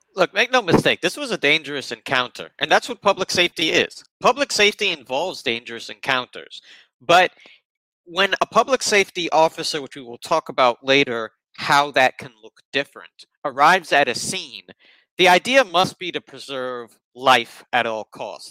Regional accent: New York City, New York, United States; I grew up in Bronx public uh, middle school, elementary school

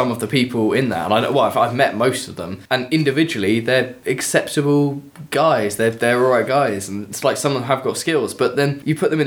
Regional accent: Kent, South East England, United Kingdom; I'm from Kent.

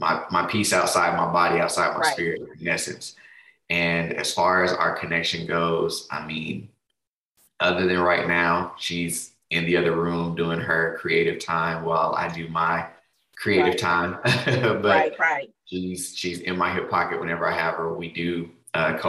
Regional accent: Denver, Colorado, United States; moved away as an adult; now in Texas, United States; I'm originally from Denver, Colorado, but I now reside in Texas. Been down here for, over a decade for sure. Yeah, came down for school and just never left.

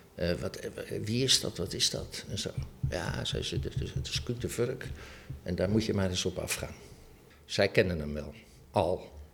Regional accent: Rotterdam, South Holland, Netherlands; moved away as an adult; also born or lived in Amsterdam; Ik kwam uit Rotterdam

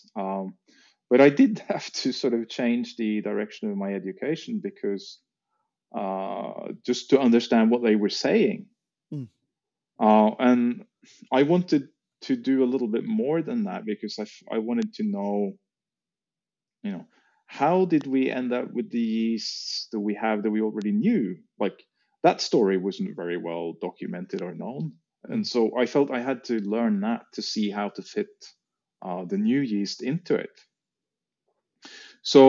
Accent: Norway; we had farmhouse in Norway

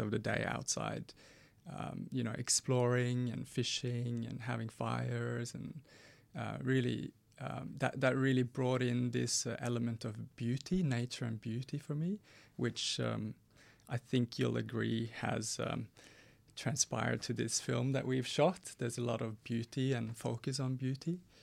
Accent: Norway; moved away; growing up in Norway in the seventies and eighties.

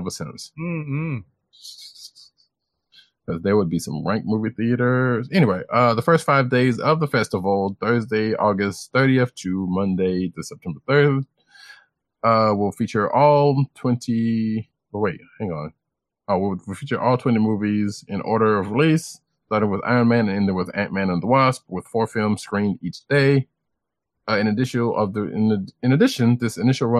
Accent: Bronson, the South, United States; accent: Southern; I am from Bronson, and I'm Southern

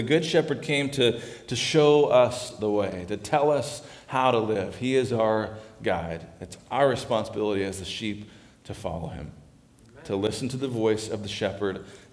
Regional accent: Arizona, United States; I grew up in Arizona

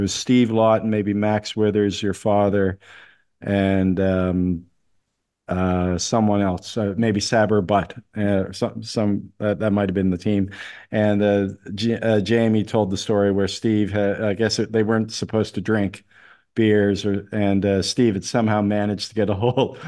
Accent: Halifax, Nova Scotia, Canada; I'm from Halifax

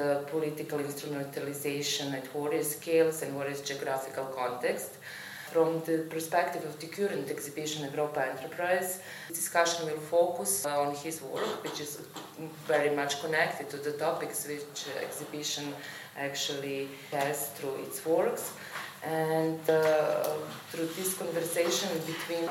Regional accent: Belgrade, Serbia; now in Vienna, Austria; I'm coming from Belgrade. I work in Vienna at the Academy of Fine Arts

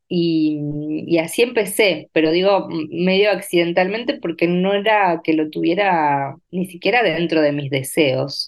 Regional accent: Entre Ríos, Argentina; moved away as an adult; also born or lived in Paraná; now in Buenos Aires, Argentina; nací, crecí, viví hasta los 17 años en un pueblo muy pequeño de la provincia de Entre Ríos

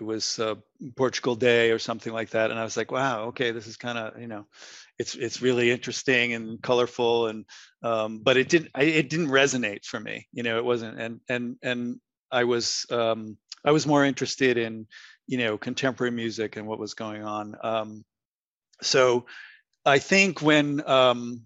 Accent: East Providence, Rhode Island, United States; I grew up in East Providence

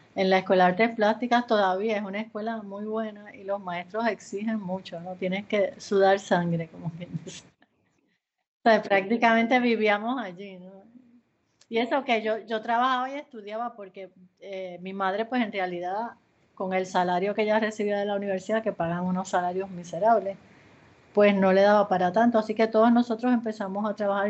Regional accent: Puerto Rico; moved away as an adult; also born or lived in Ponce, Puerto Rico / Yauco, Puerto Rico / San Juan, Puerto Rico / Los Angeles, United States; Yo nací en Ponce, Puerto Rico

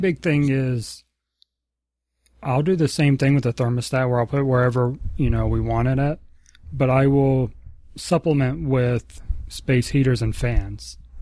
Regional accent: the South, United States; moved away; also born or lived in Virginia; growing up in the South

